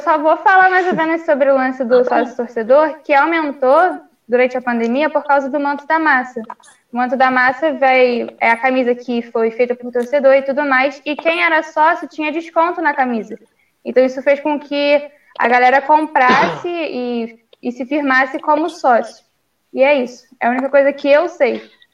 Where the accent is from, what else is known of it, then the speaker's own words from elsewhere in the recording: Rio, Rio de Janeiro, Brazil; eu sou do Rio